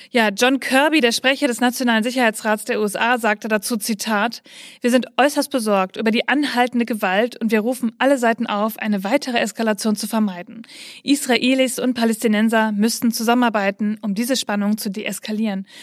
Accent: Bavaria, Germany; Wir kommen aus Bayern und sind katholisch und da ist das einfach noch so. Wir sind so aufgewachsen, ich singe in einem Kirchenchor

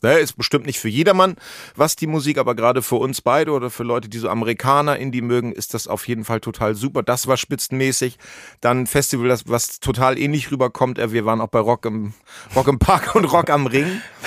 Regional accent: Nordholz / Cuxhaven area, Lower Saxony, Germany; moved away; vor allen Dingen komme ich da ja genau aus der Ecke her. Also Nordholz

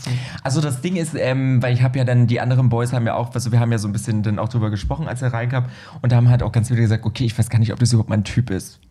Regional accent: Berlin, Germany; als U-Berliner, weißt du, ich bin ja Berliner

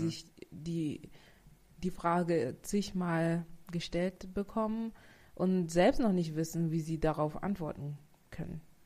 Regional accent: Saarbrücken, Saarland, Germany; also born or lived in Bavaria / Togo (mother's origin); Also ich komme aus Saarbrücken, aus dem schönen Saarbrücken

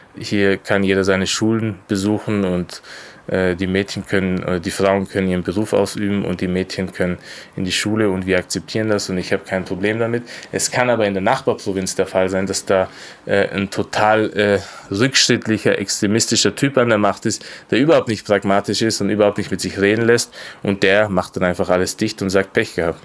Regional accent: Austria; ich bin in Österreich geboren und aufgewachsen

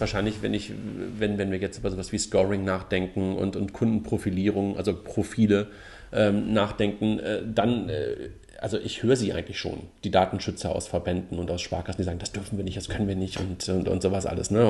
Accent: Germany; als Deutsche

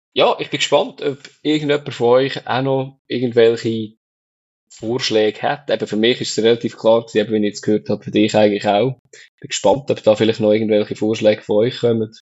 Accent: Switzerland; bei uns in der Schweiz

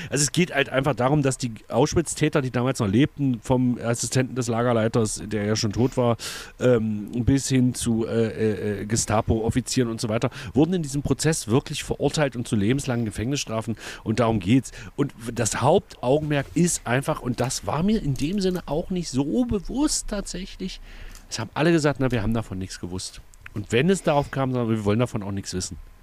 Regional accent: the East, East Germany, Germany; also born or lived in Egeln

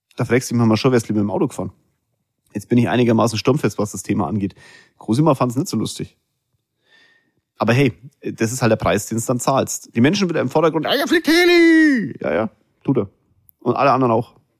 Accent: Germany; Wir Deutschen

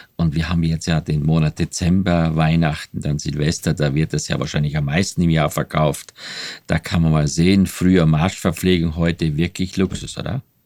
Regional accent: Austria; moved away as an adult; also born or lived in West Berlin; ich bin ja Österreicher

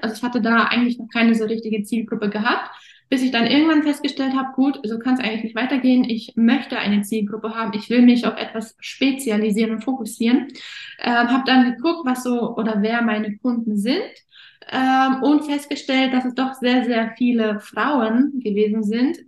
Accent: Offenburg, Baden-Württemberg, Germany; moved away as an adult; also born or lived in Kazakhstan / Erfurt; nicht da, wo ich aktuell wohne, also nicht meine Heimatstadt Offenburg

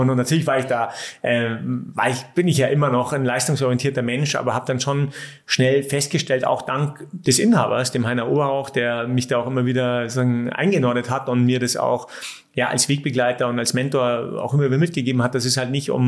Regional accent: Munich, Bavaria, Germany; born there; Aber ich liebe München als geborener Münchner, aber ich bin jetzt kein, also ich, ich brauche die Stadt jetzt nicht.

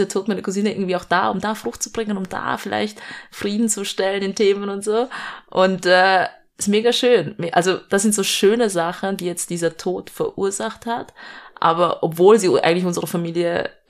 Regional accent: Vienna, Austria; Ich bin eigentlich Städterin, ich bin in Wien geboren und aufgewachsen.

